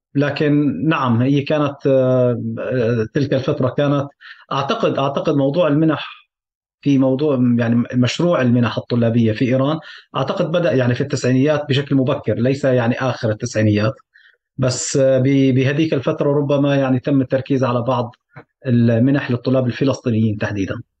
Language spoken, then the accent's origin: Arabic; Syria; moved away; عمليا فعليا ربيت بسوريا